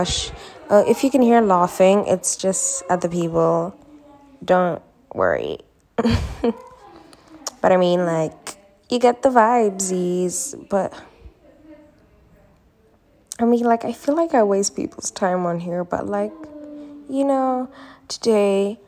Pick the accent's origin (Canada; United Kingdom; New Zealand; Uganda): Uganda; Uganda, which is my home country